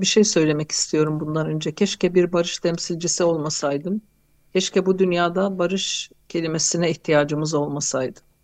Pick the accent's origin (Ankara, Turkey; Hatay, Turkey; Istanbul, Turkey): Hatay, Turkey; Hatay'da doğup büyüdüm